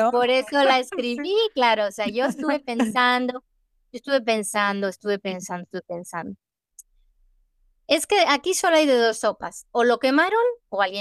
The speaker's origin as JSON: {"language": "Spanish", "country": "Mexico", "said": "Porque yo soy, yo soy mexicana. mi alma es mexicana."}